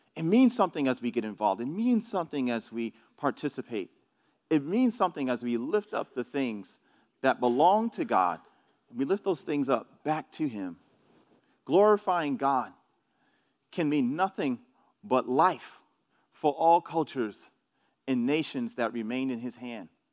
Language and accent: English; New York City, New York, United States; moved away; I, I'm from New York. I grew up in New York City